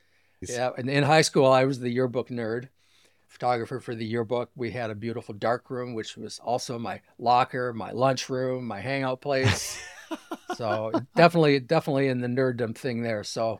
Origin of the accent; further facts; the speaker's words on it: Sault Ste. Marie, Michigan, United States; also born or lived in Ann Arbor, Michigan; From Sault Ste. Marie, Michigan. I grew up here. Went to college here for my first year